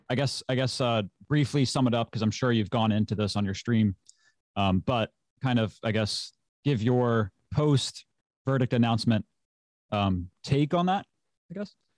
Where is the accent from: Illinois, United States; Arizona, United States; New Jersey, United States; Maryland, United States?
Maryland, United States; I'm from the United States, Maryland, my state, born and raised.